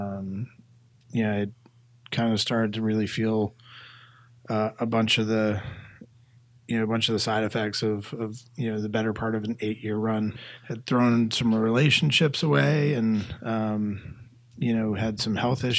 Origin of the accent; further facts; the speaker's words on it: Massachusetts, United States; moved away as an adult; now in Atlanta, United States; I came from Massachusetts and moved down here in my early 20s